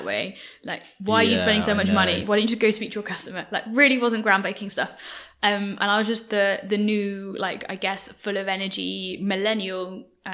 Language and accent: English; Birmingham, West Midlands, United Kingdom; now in London, United Kingdom; I'm not from London. I'm from Birmingham